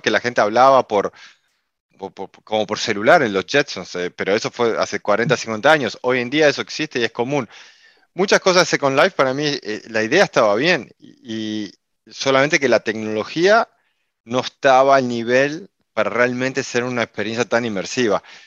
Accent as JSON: {"language": "Spanish", "country": "Uruguay", "moved": "yes", "lives_now": "Miami, United States", "said": "soy uruguayo, eh, aunque vivo en Miami, en Estados Unidos hace muchísimos años"}